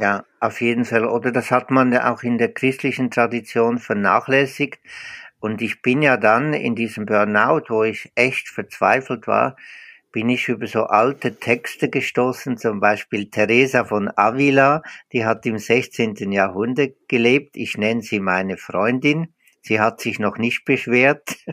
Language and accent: German; Switzerland; accent: Swiss Standard German; moved away as an adult; now in Osnabrück, Germany; an meinem äh, Schweizer Hochdeutsch, ich bin, ich bin Schweizer.